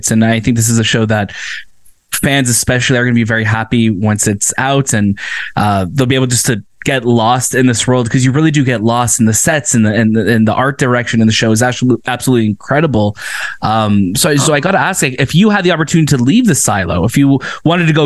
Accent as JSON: {"language": "English", "country": "Canada", "said": "I'm Canadian."}